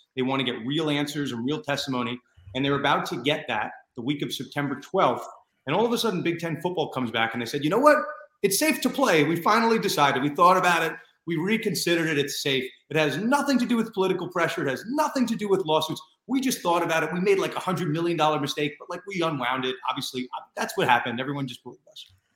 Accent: New York, United States; New York, my home state

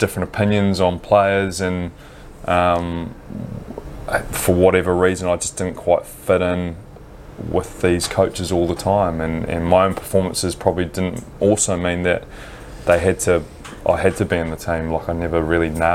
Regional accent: New Zealand; as a kid growing up in New Zealand in the 80s

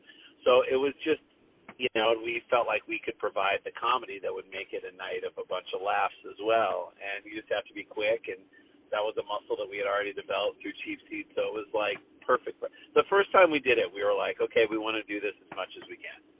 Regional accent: St. Louis, Missouri, United States; moved away; we came from St. Louis, so Midwest

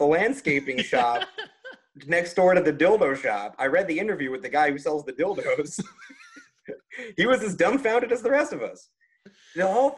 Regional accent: New York, United States; I'm from New York

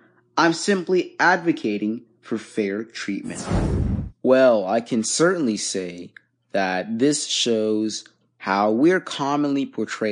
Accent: Dhaka, Dhaka Division, Bangladesh; now in United States; I don't live there. I live in the U.S., but I was born in Bangladesh. I was born in Dhaka, Bangladesh.

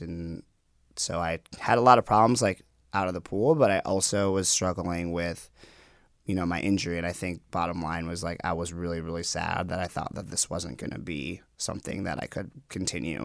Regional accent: Minnetonka, Minnesota, United States; also born or lived in Guatemala; I grew up in a western suburb of Minneapolis. It's called Minnetonka

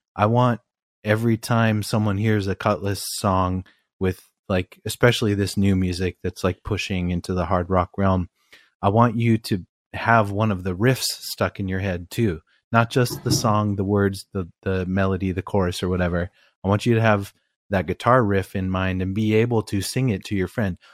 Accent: Albany, Oregon, United States; also born or lived in East Coast, United States; I grew up in Albany, Oregon

